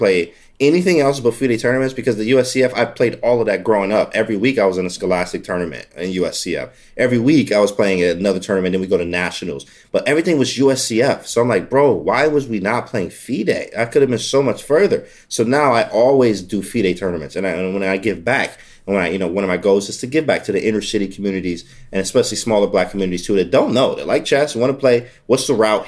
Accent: Detroit, Michigan, United States; being in inner city Detroit public schools and the small black communities like this

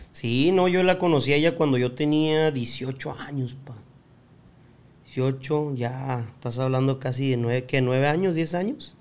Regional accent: Tijuana, Baja California, Mexico; also born or lived in United States; nuestra infancia fue en Tijuana

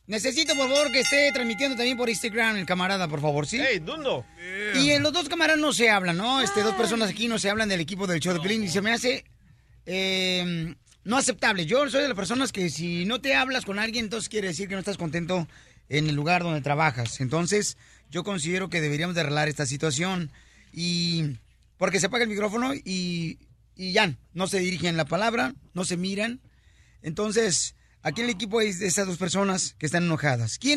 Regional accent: Michoacán, Mexico; El abogado de inmigración y yo somos michoacanos.

